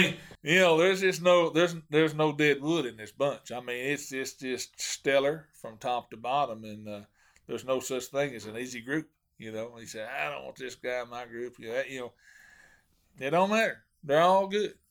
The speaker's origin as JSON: {"language": "English", "town": "Hot Springs", "region": "Arkansas", "country": "United States", "tie": "born or raised there", "lives_now": "Mount Ida, United States", "said": "I grew up in Hot Springs and, and fished Hamilton a lot."}